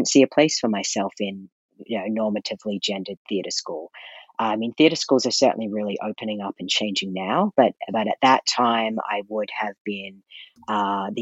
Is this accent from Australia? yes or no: yes; Brisbane, Queensland, Australia; moved away as an adult; now in Calgary, Canada; I grew up in Australia, which in Brisbane, Australia